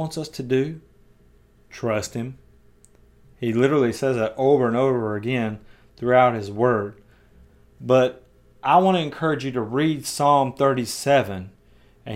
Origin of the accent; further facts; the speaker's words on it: United States; my American way of thinking in 2021